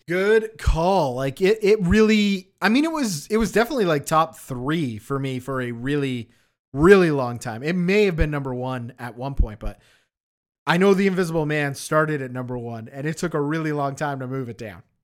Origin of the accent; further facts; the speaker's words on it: Canada; we grew up in Canada